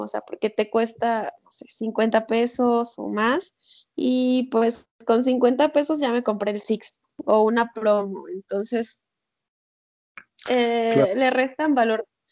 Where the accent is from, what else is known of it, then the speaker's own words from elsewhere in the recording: San Andrés Tuxtla, Veracruz, Mexico; moved away; yo soy de San Andrés Tuxtla, mi mamá también